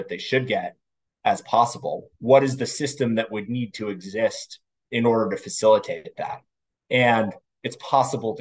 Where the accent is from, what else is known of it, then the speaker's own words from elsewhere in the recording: Washington, District of Columbia, United States; I grew up here in Washington, D.C., which is where I'm currently sitting